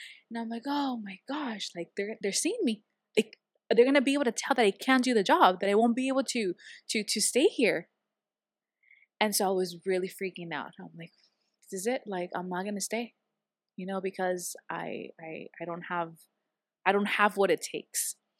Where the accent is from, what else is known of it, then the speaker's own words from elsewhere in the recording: San Diego, California, United States; because I was local here from San Diego